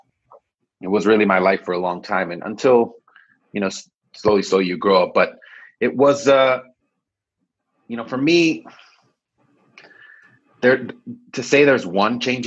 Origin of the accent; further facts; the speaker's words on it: Los Angeles, California, United States; also born or lived in Israel; I grew up in San Fernando Valley